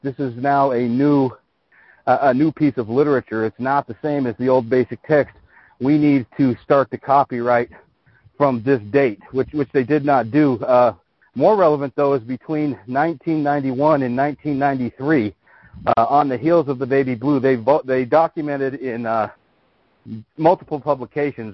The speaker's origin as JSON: {"language": "English", "region": "the Western United States", "country": "United States", "tie": "born or raised there", "said": "I grew up in the West, and I live in the in the Western United States right now."}